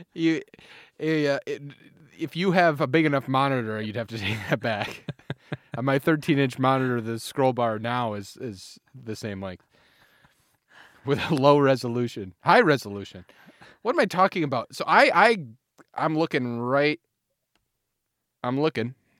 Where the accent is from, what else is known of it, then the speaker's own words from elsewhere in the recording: United States; moved away; my hometown of Manoa